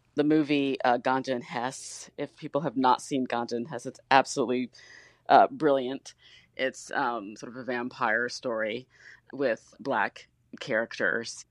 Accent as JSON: {"language": "English", "town": "Detroit", "region": "Michigan", "country": "United States", "tie": "born or raised there", "said": "I grew up in Detroit"}